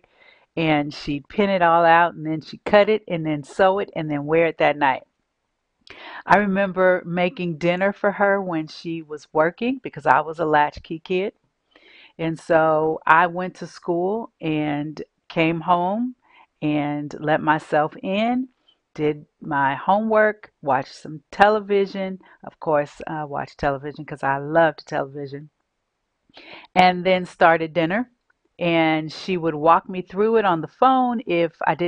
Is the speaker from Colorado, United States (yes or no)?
no; San Francisco, California, United States; As a young child, I grew up in San Francisco, California, with a single mom